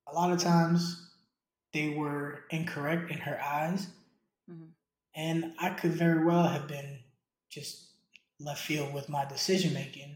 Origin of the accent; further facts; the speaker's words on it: New York, United States; I grew up in New York